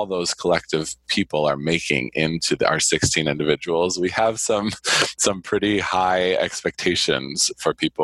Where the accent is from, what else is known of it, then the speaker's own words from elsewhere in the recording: Ohio, United States; also born or lived in Michigan; now in Arizona, United States; I was born in Michigan, and you mentioned that I grew up in Ohio